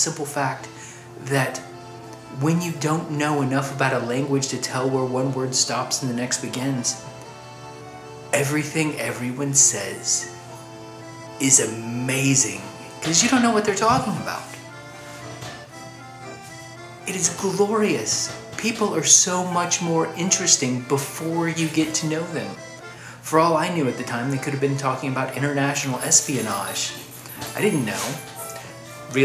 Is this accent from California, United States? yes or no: no; Louisville, Kentucky, United States; I'm 38 years old, and I'm from Louisville, Kentucky